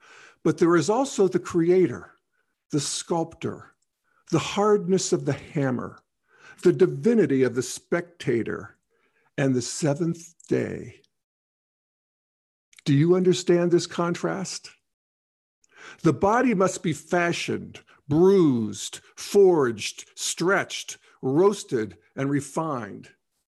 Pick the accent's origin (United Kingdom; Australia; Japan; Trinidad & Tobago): United Kingdom; In my home country of the UK, one in four girls is clinically depressed by the time they are 14.